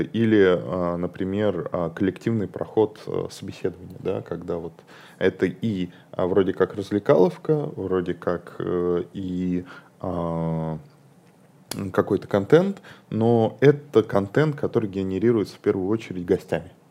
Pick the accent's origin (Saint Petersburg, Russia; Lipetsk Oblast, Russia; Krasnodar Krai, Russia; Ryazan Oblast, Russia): Ryazan Oblast, Russia; Ryazan; moved away; я вообще, а, из Рязани, и порой, а, и мне туда надо к родителям съездить